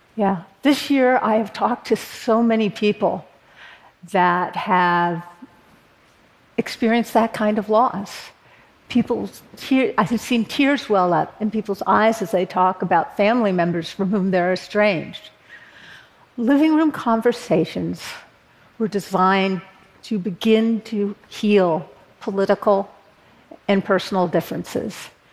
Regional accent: Berkeley, California, United States; born or raised there

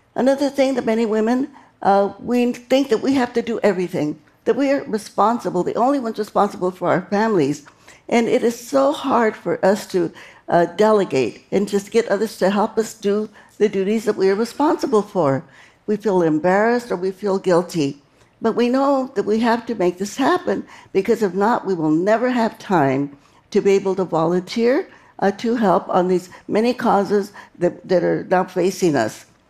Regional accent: Stockton, California, United States; my hometown of Stockton, California

